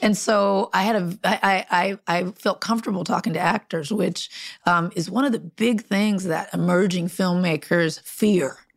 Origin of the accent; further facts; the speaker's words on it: Compton, California, United States; also born or lived in Long Beach, California; grew up in Compton